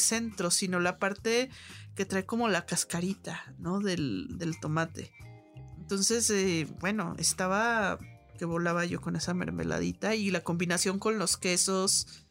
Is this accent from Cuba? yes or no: no; Guadalajara, Jalisco, Mexico; moved away; allá en mi tierra en Guadalajara